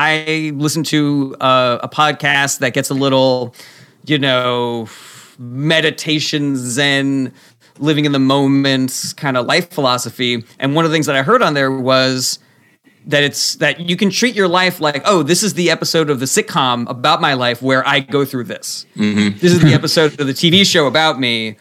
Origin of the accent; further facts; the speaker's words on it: Los Angeles, California, United States; moved away as an adult; also born or lived in Ohio; now in New York, United States; I grew up in Los Angeles